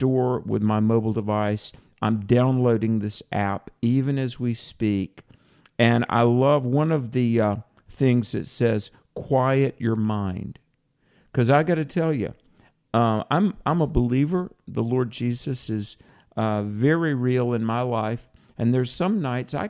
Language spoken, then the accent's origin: English; North Carolina, United States; my home state of North Carolina